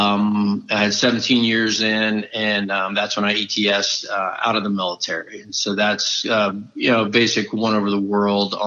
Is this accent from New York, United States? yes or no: no; South Florida, United States; moved away as an adult; Tom and I grew up down in South Florida